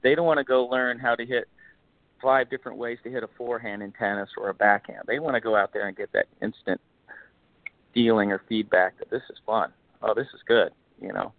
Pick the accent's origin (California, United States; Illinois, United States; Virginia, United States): California, United States; South Bay; I grew up here in California